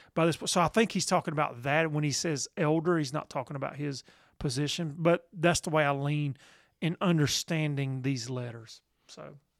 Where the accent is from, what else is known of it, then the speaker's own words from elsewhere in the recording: the South, United States; we're from the South